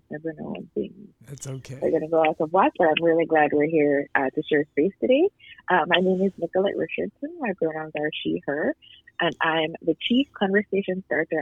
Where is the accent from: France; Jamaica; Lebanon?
Jamaica; moved away; also born or lived in Canada; I grew up in Jamaica